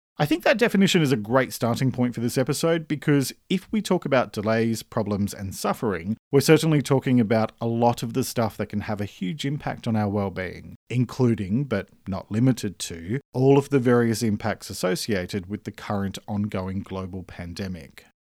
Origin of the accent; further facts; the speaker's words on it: Australia; I'm an Australian writer and speaker